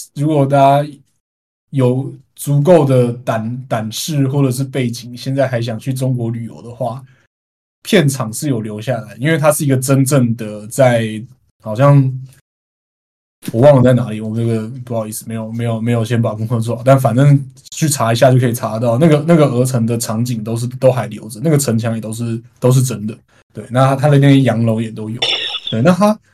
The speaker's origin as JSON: {"language": "Chinese", "country": "Taiwan", "said": "作为台湾人"}